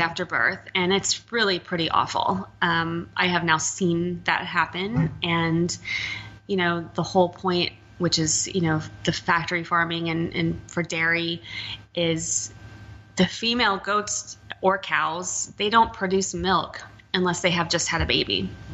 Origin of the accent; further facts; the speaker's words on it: Texas, United States; moved away; I'm from Texas